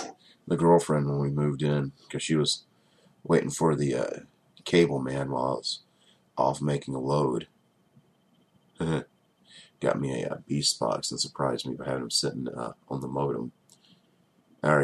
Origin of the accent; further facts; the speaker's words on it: Georgia, United States; I'm from Georgia, and that sounded extremely southern.